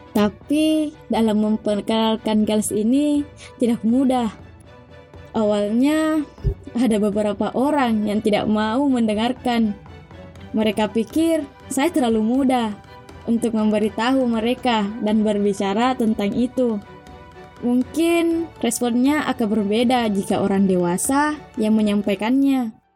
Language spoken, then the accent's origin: Indonesian; Pangkep, South Sulawesi, Indonesia; Saya dari Desa Bontemanai, Kecamatan Lakbakan, Kabupaten Pangkep